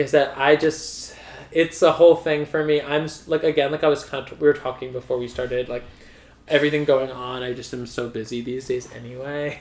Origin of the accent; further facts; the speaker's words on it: Massapequa, New York, United States; grew up in Nassau County as well well in Massapequa